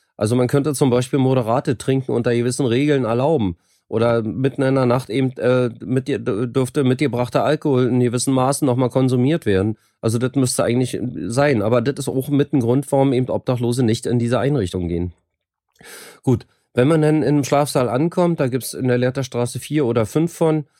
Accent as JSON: {"language": "German", "region": "Berlin", "country": "Germany", "also_born_or_lived": "Rotenburg (Wümme) / Cologne / Sweden / Gran Canaria, Spain", "moved": "as an adult", "said": "bin eigentlich Berliner, hab, war aber 15 Jahre nicht in Berlin"}